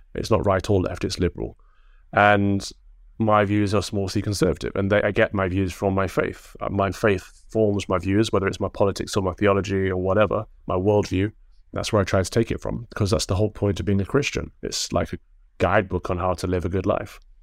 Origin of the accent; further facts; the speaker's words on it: Mansfield, East Midlands, United Kingdom; Mansfield, where I grew up, it's, it's a fairly big town as far as towns go